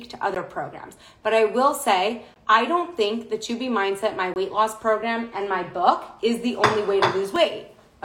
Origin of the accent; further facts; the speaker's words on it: New York City, New York, United States; I'm born and raised in Manhattan.